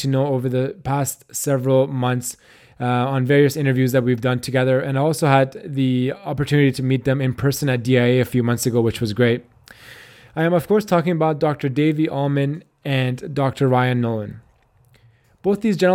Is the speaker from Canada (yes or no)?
yes; Canada